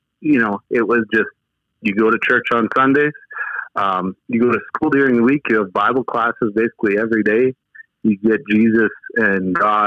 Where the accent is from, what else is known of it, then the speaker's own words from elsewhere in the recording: Riverton, Manitoba, Canada; now in Saskatchewan, Canada; Born and raised in Manitoba, and somehow found my way over to Saskatchewan over the time.